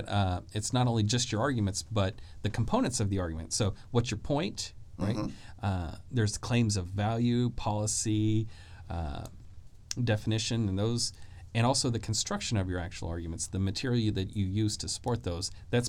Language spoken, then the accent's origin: English; Arkansas, United States; You know, I'm from Arkansas.